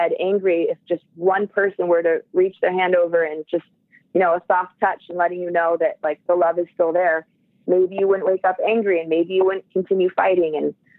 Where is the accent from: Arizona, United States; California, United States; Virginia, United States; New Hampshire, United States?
California, United States; Southern; I'm from Southern California